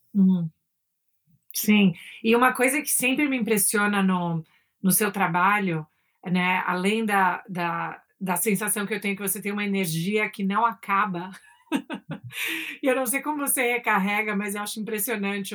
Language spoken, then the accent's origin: Portuguese; São Paulo, Brazil; also born or lived in New York; de São Paulo, crescer em São Paulo